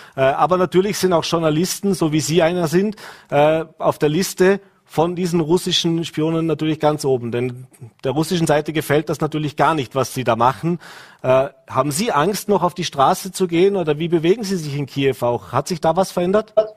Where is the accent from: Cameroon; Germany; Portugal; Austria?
Austria; hier bei uns in Österreich